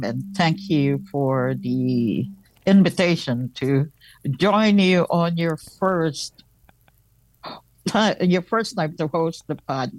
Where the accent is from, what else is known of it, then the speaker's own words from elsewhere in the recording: Philippines; now in Frankfort, United States; I'm a Franciscan Sister of the Sacred Heart from Frankfort, Illinois, originally from the Philippines. And when I first migrated, I lived in California 14 years.